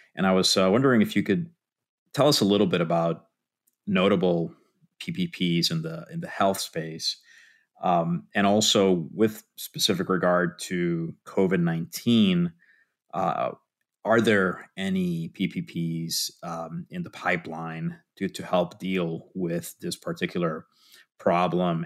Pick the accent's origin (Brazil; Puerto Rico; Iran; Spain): Puerto Rico; moved away; I'm originally from Puerto Rico